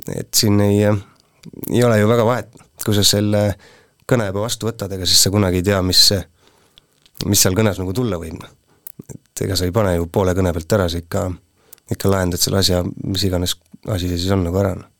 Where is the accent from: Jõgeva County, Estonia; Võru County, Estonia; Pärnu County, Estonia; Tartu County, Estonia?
Jõgeva County, Estonia; Puurmani; moved away as an adult; also born or lived in Tormase; now in Põltsamaa, Estonia; sündisin Jõgeva haiglas, mitte palju pärast seda kolisime Puurmanisse